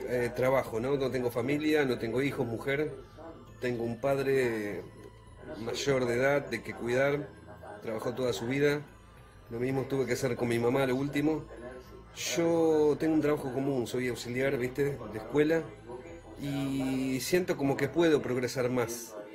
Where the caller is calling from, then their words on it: Mercedes, Buenos Aires Province, Argentina; eh, tengo 47 años y soy de Mercedes, Buenos Aires.